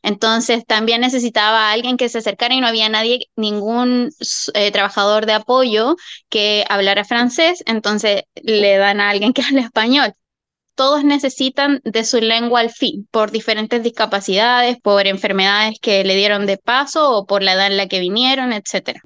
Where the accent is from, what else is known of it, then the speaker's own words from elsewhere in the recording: Chile; now in Australia; en Chile, de donde vengo yo